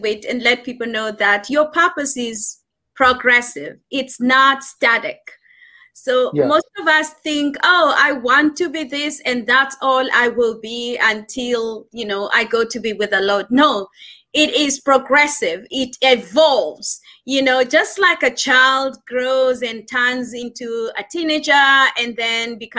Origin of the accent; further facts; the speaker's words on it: Kenya; I'm Kenyan